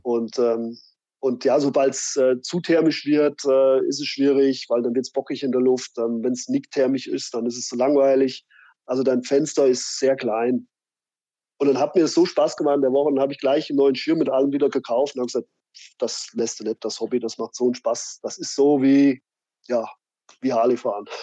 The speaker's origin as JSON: {"language": "German", "town": "Fulda", "region": "Hesse", "country": "Germany", "tie": "born or raised there", "said": "meine Heimat"}